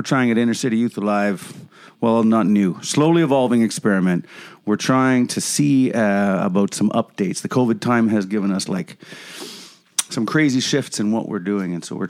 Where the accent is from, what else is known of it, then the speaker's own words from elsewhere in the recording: Killarney, Manitoba, Canada; At one point, I was from Killarney, Manitoba, in the Great Southwest, part of the province just south of Brandon